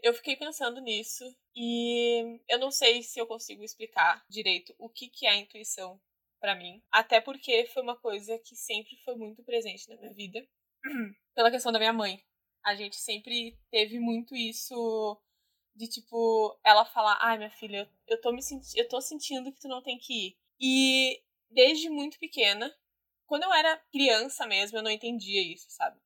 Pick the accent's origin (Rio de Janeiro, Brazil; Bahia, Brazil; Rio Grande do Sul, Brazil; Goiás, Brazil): Rio Grande do Sul, Brazil; Guaíba; Eu sou de Guaíba